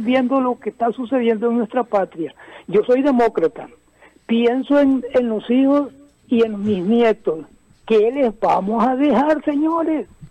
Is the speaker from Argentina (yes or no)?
no; Costa Rica; also born or lived in Carrillo, Guanacaste, Costa Rica; nosotros en Costa Rica